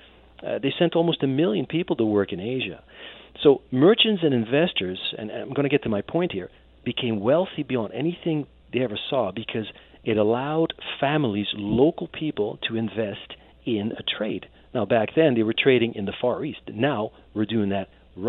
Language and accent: English; Netherlands; I was born and raised in the Netherlands